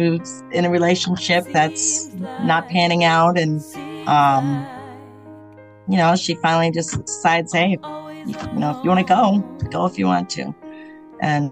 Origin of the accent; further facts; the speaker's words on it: Portsmouth, New Hampshire, United States; also born or lived in Tucson, Arizona; I'm from New England where we're either shore towns, but very community-based